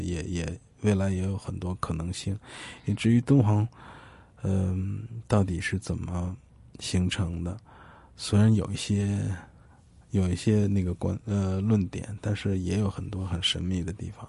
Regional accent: China; 九四年的时候，我们大陆人有这样一个平台

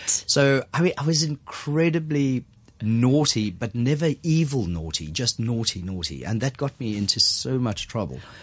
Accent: South Africa; moved away as an adult; now in Hong Kong; Born and raised in South Africa

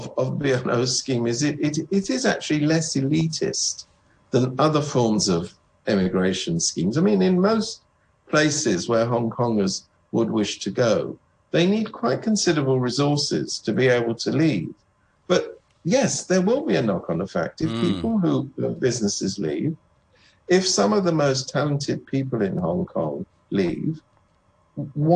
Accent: United Kingdom; I come from Britain

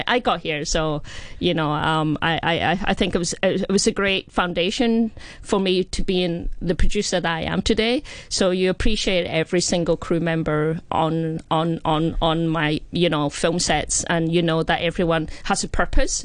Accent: Scotland, United Kingdom; I'm Scottish Chinese

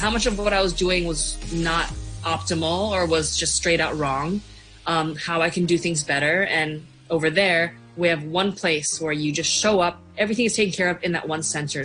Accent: Hong Kong; moved away as an adult; now in Shanghai, China; I grew up in Hong Kong and I am a professional MMA fighter currently based out of Shanghai

